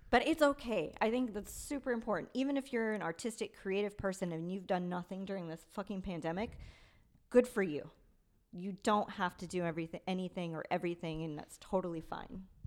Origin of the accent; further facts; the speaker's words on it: Victorville, California, United States; I grew up in Victorville, which is the desert in middle of nowhere